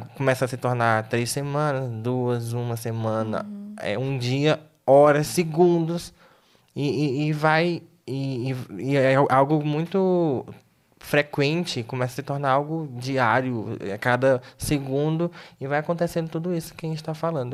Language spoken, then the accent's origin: Portuguese; Tocantins, Brazil; moved away; sou lá do Tocantins